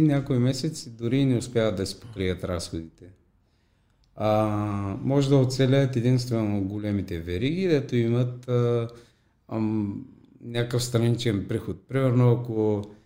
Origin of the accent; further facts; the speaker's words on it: Popovo, Targovishte Province, Bulgaria; тук в моя роден град, в Попово